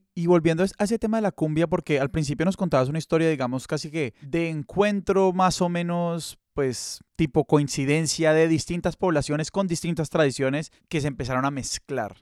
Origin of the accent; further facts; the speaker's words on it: Colombia; nosotros, digamos, como colombianos